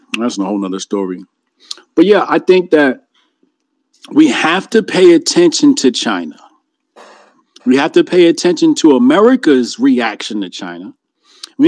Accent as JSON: {"language": "English", "country": "Jamaica", "said": "I'm Jamaican"}